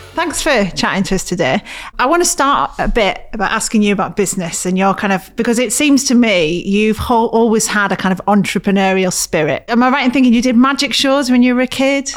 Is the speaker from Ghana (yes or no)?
no; Middlesbrough, North East England, United Kingdom; I grew up in Middlesbrough, a place where, as I'm sure you know, has a lot of problems.